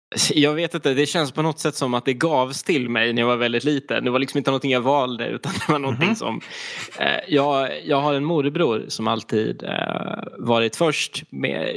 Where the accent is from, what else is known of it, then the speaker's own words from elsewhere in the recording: east coast of Skåne, Sweden; rent geografiskt så kommer jag ifrån östkusten i Skåne